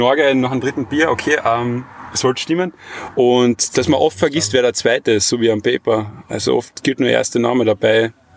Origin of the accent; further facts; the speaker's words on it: Carinthia, Austria; als Kärntner